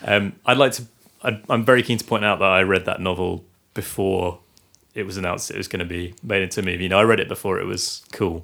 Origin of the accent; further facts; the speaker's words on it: Guernsey; we are from Guernsey, live in Guernsey